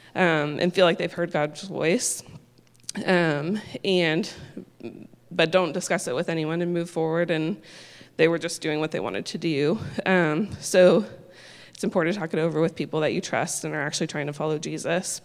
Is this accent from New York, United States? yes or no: no; Indianapolis, Indiana, United States; moved away as an adult; also born or lived in Kentucky; now in Texas, United States; I'm originally from Indianapolis and had never been to Texas